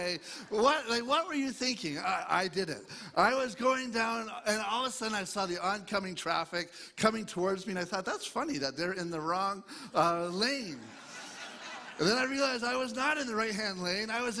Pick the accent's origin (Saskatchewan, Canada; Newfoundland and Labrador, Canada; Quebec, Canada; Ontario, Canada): Ontario, Canada; Eastern; I grew up in Eastern Ontario, east of Toronto area